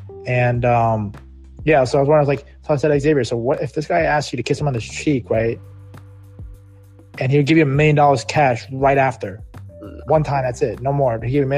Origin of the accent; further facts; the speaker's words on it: New York, United States; I was born in New York.